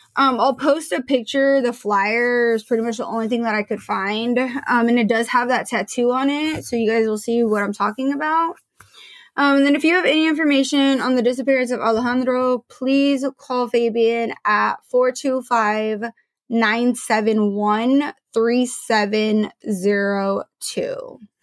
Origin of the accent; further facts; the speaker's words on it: Portland, Oregon, United States; I grew up in Portland